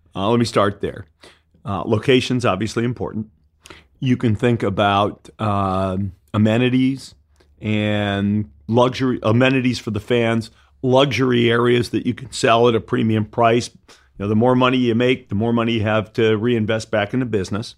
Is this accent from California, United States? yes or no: no; Detroit, Michigan, United States; moved away; I grew up in Detroit